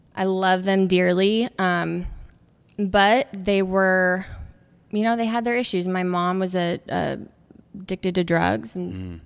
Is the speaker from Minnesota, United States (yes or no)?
no; Phoenix, Arizona, United States; moved away as an adult; now in Los Angeles, United States; Born and raised in Phoenix, Arizona. I've been out in LA now since 2000